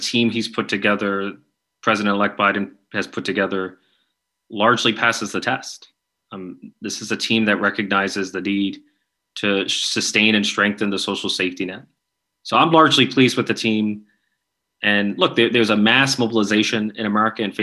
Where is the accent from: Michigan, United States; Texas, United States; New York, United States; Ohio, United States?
New York, United States; I'm from New York